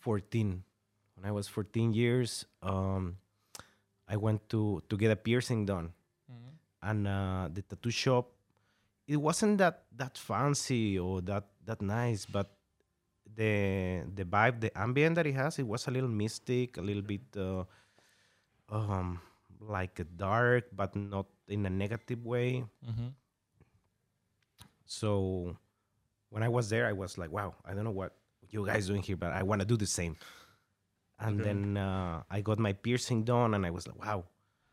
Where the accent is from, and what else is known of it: Monterrey, Nuevo León, Mexico; born or raised there; moved away; also born or lived in Saltillo